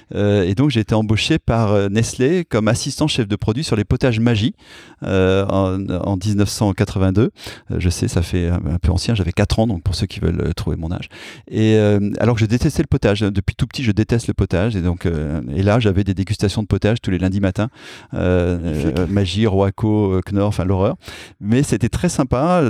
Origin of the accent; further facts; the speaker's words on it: Clermont-Ferrand, Auvergne-Rhône-Alpes, France; moved away as an adult; also born or lived in Paris; Ma ville natale devrait changer de nom